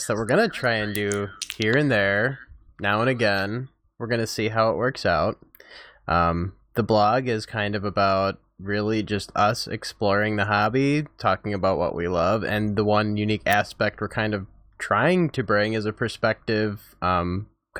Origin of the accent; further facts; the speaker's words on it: Wisconsin, United States; moved away; we're all from Wisconsin